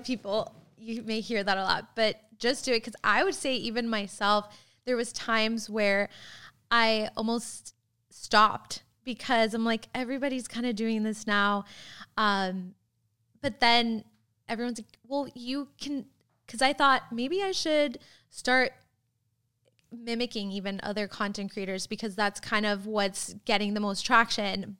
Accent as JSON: {"language": "English", "region": "Florida", "country": "United States", "tie": "born or raised there", "moved": "yes", "lives_now": "Tulsa, United States", "said": "I grew up in Florida"}